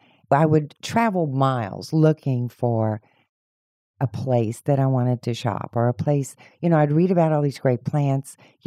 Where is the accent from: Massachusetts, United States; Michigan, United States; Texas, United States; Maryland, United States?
Texas, United States; Houston; Well, actually, I'm a native Houstonian, so I came from the Westside Spring Branch area. It's where I grew up.